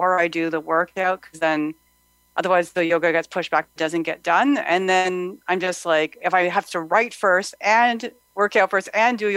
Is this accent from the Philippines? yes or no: no; Ottawa, Ontario, Canada